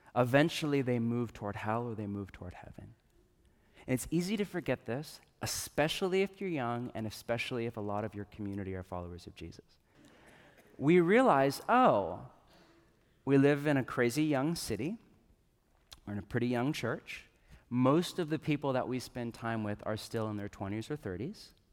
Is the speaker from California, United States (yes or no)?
yes; Northern California, United States; I grew up in California, but I grew up in Northern California